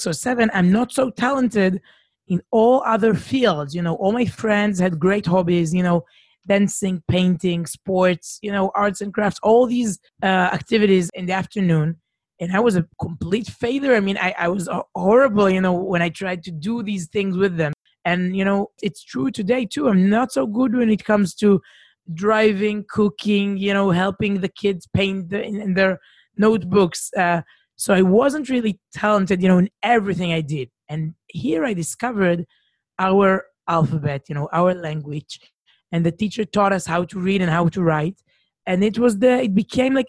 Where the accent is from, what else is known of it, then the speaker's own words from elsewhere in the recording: Herzliya, Tel Aviv District, Israel; now in Jerusalem, Israel; I was brought up here in Israel, but not in Jerusalem, in a city called Herzliya